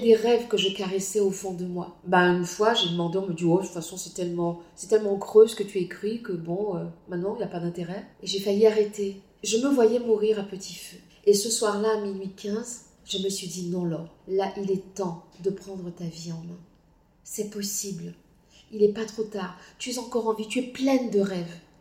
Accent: Guadeloupe; moved away; also born or lived in Martinique; je suis Guadeloupéenne. Je n'ai aucune honte à l'être. Je suis très heureuse d'être née en Guadeloupe.

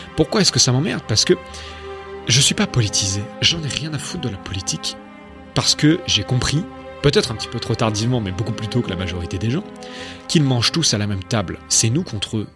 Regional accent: France; moved away as an adult; now in Hungary; je suis français

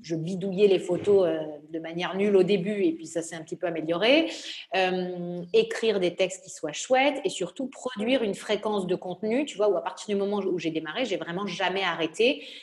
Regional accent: Nice, Provence-Alpes-Côte d'Azur, France; moved away; also born or lived in Normandy; mais j'ai grandi à Nice, euh, voilà, puisque j'ai déménagé quand j'avais 4 euh, ans

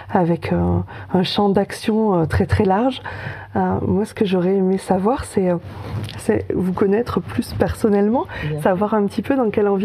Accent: Brive-la-Gaillarde, Nouvelle-Aquitaine, France; moved away; je suis corrézienne.

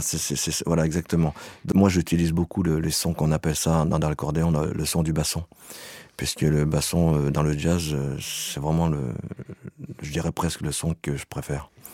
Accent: Savoie, Auvergne-Rhône-Alpes, France; je viens de Savoie

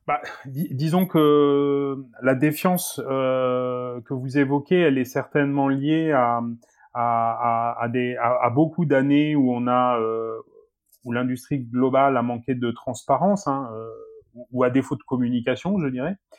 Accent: south-west France, France; je suis originaire du, du sud-ouest de la France, effectivement d'une famille d'agriculteurs

